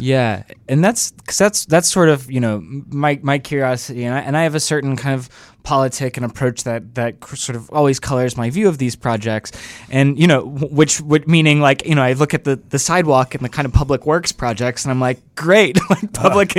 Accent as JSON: {"language": "English", "town": "Atlanta", "region": "Georgia", "country": "United States", "moved": "yes", "lives_now": "Chicago, United States", "said": "I'm originally from Atlanta"}